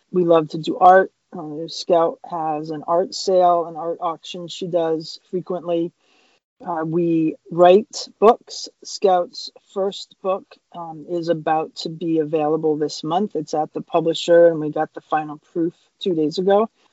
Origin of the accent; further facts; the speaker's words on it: Cape Cod, Massachusetts, United States; moved away as an adult; We are originally from Cape Cod, Massachusetts